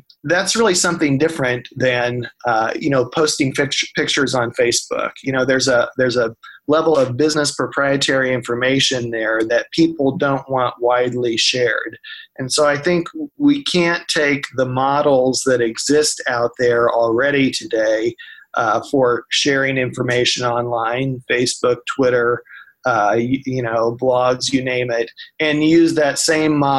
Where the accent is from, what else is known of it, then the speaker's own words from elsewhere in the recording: Marion County, Kansas, United States; I grew up in Marion County, which is, Marion is the county seat.